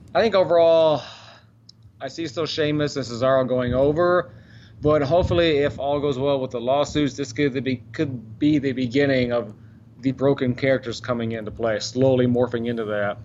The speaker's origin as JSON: {"language": "English", "town": "Dallas", "region": "Texas", "country": "United States", "tie": "born or raised there", "said": "Grew up in Dallas"}